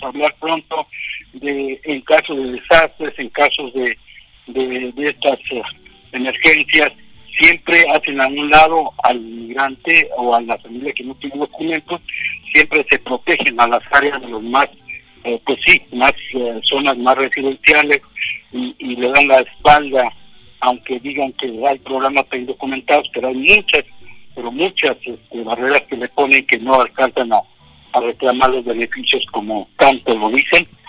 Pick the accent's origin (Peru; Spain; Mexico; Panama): Mexico; Ciénaga de Chapala, Michoacán; also born or lived in Jaripo, Michoacán / Delta region, California; now in California, United States; donde yo nací, la Ciénaga de Chapala